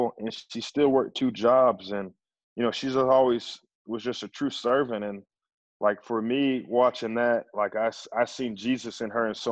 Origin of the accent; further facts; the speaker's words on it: Kingfisher, United States; I grew up in Kingfisher, America, and I was the only black person in my school.